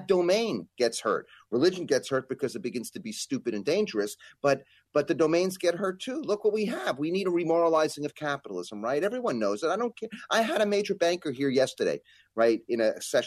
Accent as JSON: {"language": "English", "region": "New York", "country": "United States", "said": "as a New Yorker"}